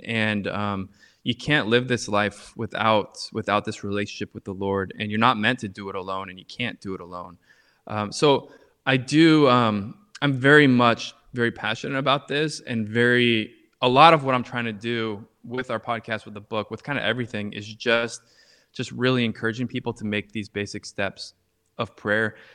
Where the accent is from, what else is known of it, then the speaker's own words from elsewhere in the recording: Orange County, California, United States; moved away as an adult; also born or lived in Harlem, New York; now in New York, United States; I live right now in, uh, in Harlem, New York, but I'm originally from Orange County, California